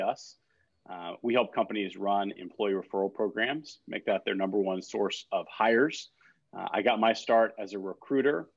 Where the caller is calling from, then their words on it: Raleigh, North Carolina, United States; I'm calling in from Raleigh, North Carolina